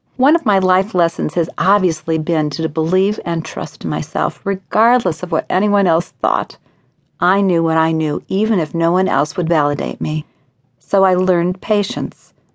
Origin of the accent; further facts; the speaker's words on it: Evanston, Illinois, United States; Evanston, Illinois, my hometown